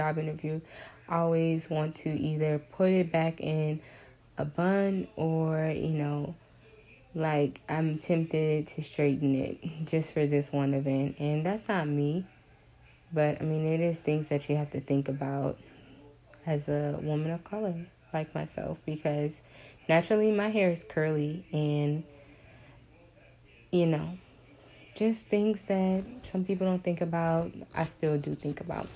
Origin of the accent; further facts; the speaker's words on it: Lafayette, Louisiana, United States; I'm from Lafayette, Louisiana, and UL was not my first choice, if I'm being honest. You know, it's my hometown.